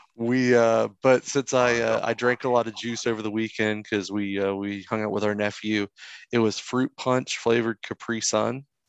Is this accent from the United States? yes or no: yes; Florida, United States; I grew up with one in Florida